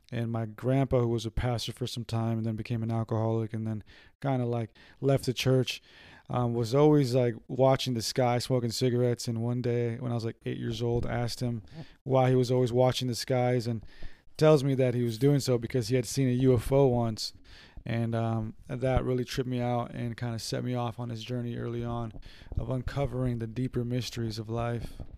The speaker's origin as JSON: {"language": "English", "town": "San Diego", "region": "California", "country": "United States", "said": "we're from San Diego"}